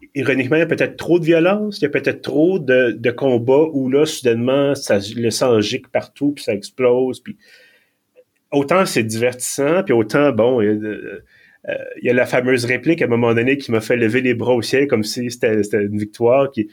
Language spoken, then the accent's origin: French; Quebec, Canada; accent: Quebec; je parlais en anglais avec mon accent du Québec